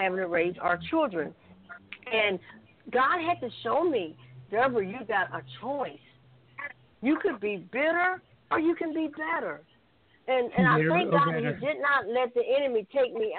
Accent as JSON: {"language": "English", "town": "Sylacauga", "region": "Alabama", "country": "United States", "also_born_or_lived": "Birmingham, Alabama", "said": "I'm a country girl. I'm from Sylacauga."}